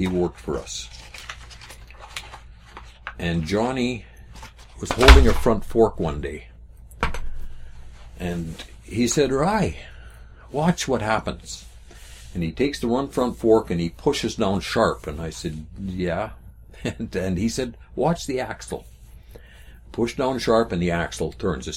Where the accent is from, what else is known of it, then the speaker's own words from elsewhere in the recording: Manitoba, Canada; we're from Manitoba